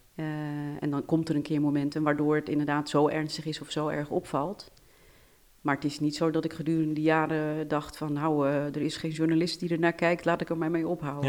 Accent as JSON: {"language": "Dutch", "country": "Netherlands", "tie": "born or raised there", "said": "En ik ben Nederlands staatsburger. Ik ben hier geboren."}